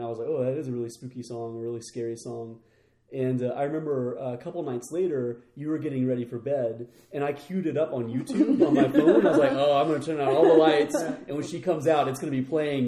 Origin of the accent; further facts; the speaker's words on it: the Bible Belt, United States; growing up in the Bible Belt